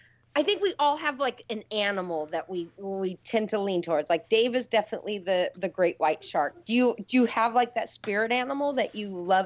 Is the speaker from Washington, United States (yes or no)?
yes; Lake Tapps, Washington, United States; moved away; Lake Taps in my hometown